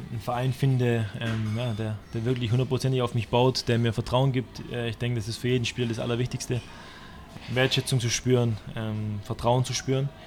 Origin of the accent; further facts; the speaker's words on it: Stuttgart, Baden-Württemberg, Germany; ich bin in Stuttgart groß geworden und äh, ich habe da damals die große Zeit vom VfB äh, mitgenommen.